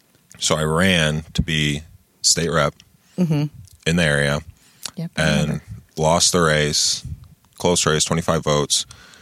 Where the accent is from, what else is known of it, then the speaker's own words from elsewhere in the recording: Lansing, Michigan, United States; also born or lived in Grand Ledge; I'm from Lansing. A lot of people don't know that. Like, born and raised, you know, born at Sparrow, grew up in the old Oakland neighborhood and the Forest neighborhood.